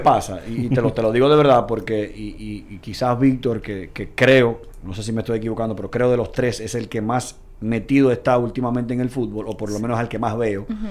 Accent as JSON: {"language": "Spanish", "country": "Dominican Republic", "tie": "born or raised there", "said": "yo soy un dominicano de pura cepa. Mm. Nací un 12 de marzo a las 9 de la mañana en la clínica UCE de la República Dominicana"}